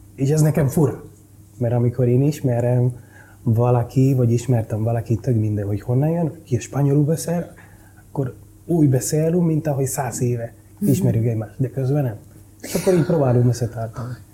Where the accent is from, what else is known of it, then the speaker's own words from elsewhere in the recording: Santo Domingo, Dominican Republic; Hungarian is a second language; moved away as an adult; now in Budapest, Hungary; Úgy nőttem fel, hogy egy gettó